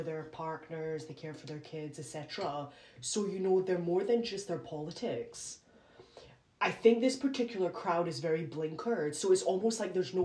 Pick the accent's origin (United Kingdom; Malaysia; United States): United Kingdom; I'm British